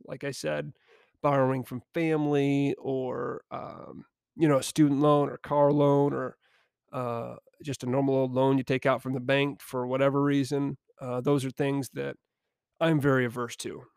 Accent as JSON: {"language": "English", "town": "Niles", "region": "Michigan", "country": "United States", "tie": "born or raised there", "said": "I found myself back down in my hometown of Niles, Michigan"}